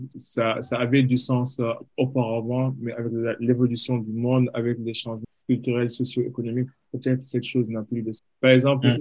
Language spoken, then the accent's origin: French; Senegal; en, tant qu'Africains, en tant que Sénégalais, on grandit avec certains stéréotypes